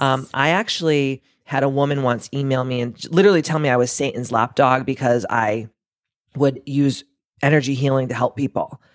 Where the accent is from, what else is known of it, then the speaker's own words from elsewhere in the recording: Massachusetts, United States; we're both from Massachusetts